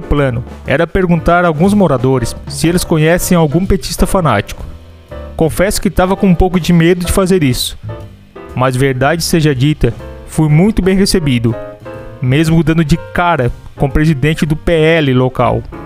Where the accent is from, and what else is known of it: Santa Catarina, Brazil